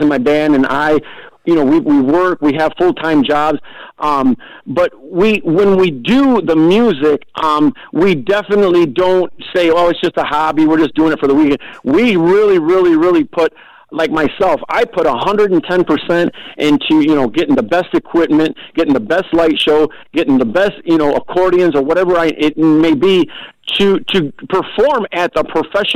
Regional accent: Michigan, United States; here to Michigan. And we just, you know, we're not from Texas, but our roots are from Texas

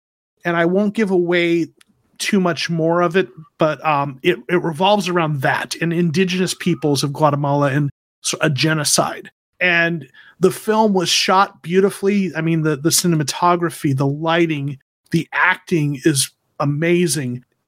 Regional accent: Arizona, United States; So I am originally from Arizona, although my career has brought me to Georgia. I'm from the U.S. Southwest.

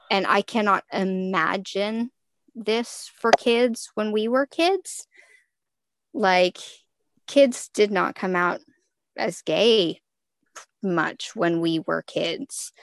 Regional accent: Texas, United States; I am from Texas, so obviously I went to football games in high school

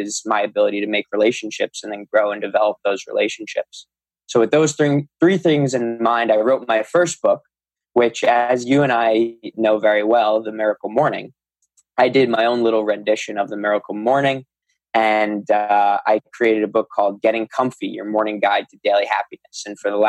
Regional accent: Long Island, New York, United States; I'm from New York. I live on Long Island

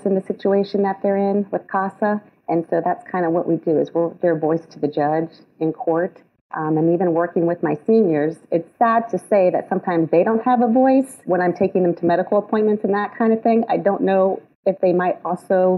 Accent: Ohio, United States; moved away as an adult; also born or lived in Florida; now in Lebanon, Tennessee, United States; I'm originally from Ohio

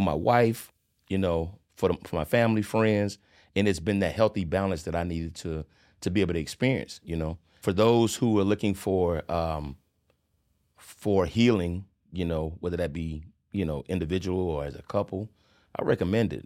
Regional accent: Charlotte, North Carolina, United States; I'm originally from Charleston, South Carolina, by the way of Charlotte, North Carolina. Um, was born sep, nineteen seventy-four. Uh, my parents migrated to Charlotte in eighty-two.

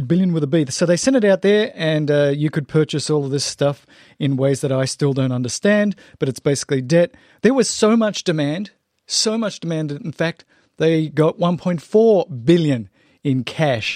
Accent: Australia; moved away; I grew up in Australia

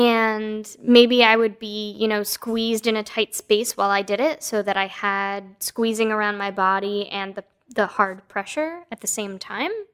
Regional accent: East Coast, United States; now in West Coast, United States; I was born on the East Coast, and now I live on the West Coast.

